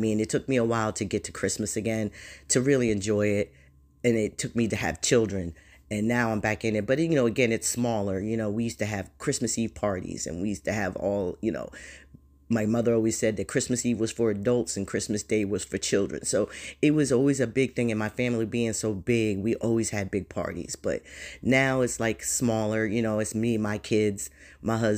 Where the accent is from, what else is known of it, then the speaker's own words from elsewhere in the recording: Jersey Shore, New Jersey, United States; I'm from New Jersey, Jersey Shore, proud, very proud to be a Shore girl.